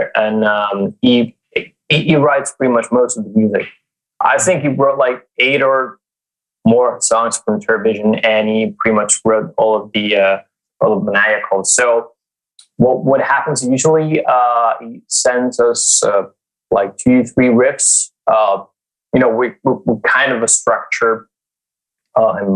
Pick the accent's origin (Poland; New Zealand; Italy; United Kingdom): Italy; I'm from Italy